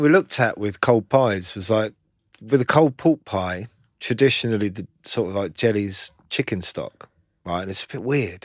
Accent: London, United Kingdom; I grew up in London.

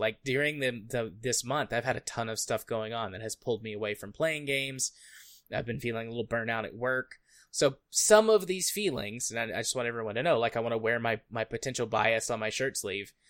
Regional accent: United States; as an American

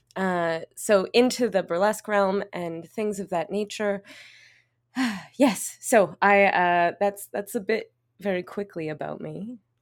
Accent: Canada; accent: English Canadian; now in Montreal, Canada; I am quite obviously English Canadian, uh, as you can hear from my accent

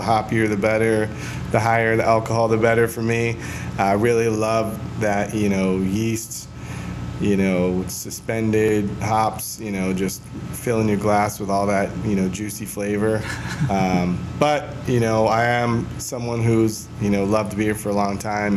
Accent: Michigan, United States; moved away as an adult; also born or lived in Pacific Northwest; now in Gilbert, United States; we're all from Michigan, all the guys that are part of this

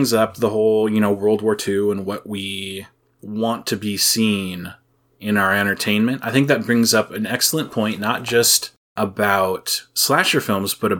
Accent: United States; I am American

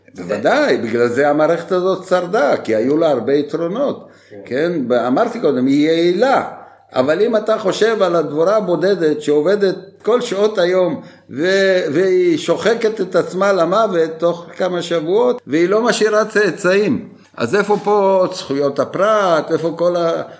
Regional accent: Bulgaria; now in Israel; כילד שגדלתי בבולגריה בתקופה של השלטון הקומוניסטי

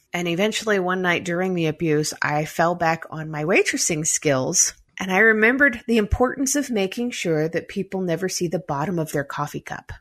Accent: United States; also born or lived in United Kingdom; now in Denver, United States; I'm an American

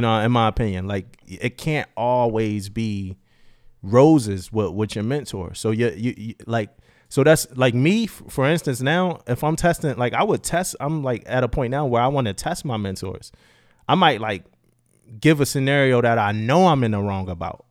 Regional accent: Philadelphia, Pennsylvania, United States; moved away as an adult; also born or lived in Florida; I came in from Philly.

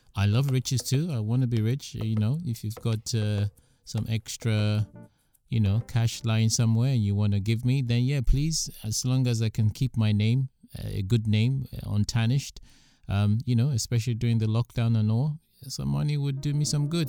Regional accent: United Kingdom; also born or lived in Nigeria (ancestry); I am British by birth

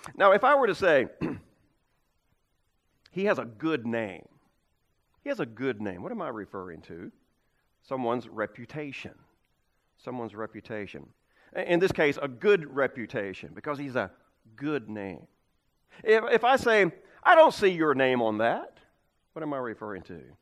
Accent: Creswell, North Carolina, United States; moved away; whenever I go back to my hometown, Cresswell

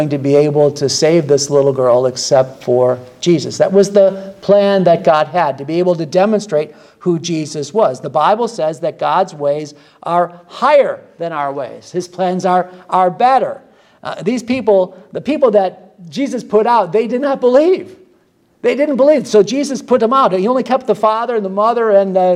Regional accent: United States; I was from the United States

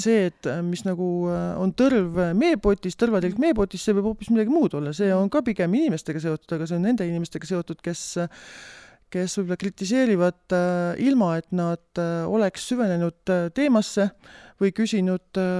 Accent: Tartu, Tartu County, Estonia; olen äh, pärit tegelikult Tartust ja suurem oma, suurema osa oma elust äh, elanud

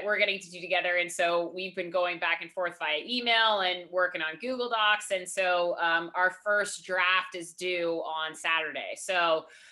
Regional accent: Charlottesville, Virginia, United States; I grew up in Charlottesville

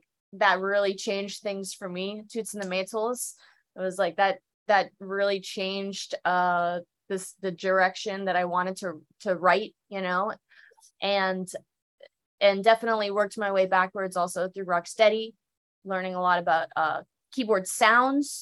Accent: West Palm Beach, Florida, United States; also born or lived in Miami; I grew up in South Florida, as like West Palm Beach.

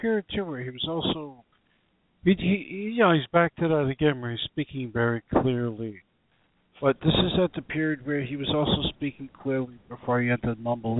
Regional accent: New York City, New York, United States; I come from Coney Island.

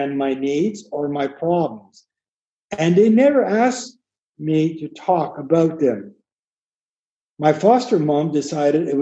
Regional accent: Pembroke, Ontario, Canada; I was born in Pembroke, Ontario on February 9th, 1953.

